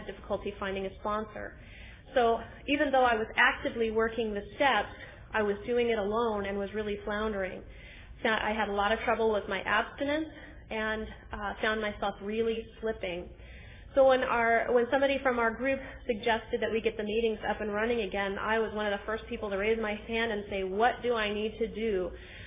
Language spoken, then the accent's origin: English; Susanville, California, United States; I'm from Susanville, which is a very small town in Northern California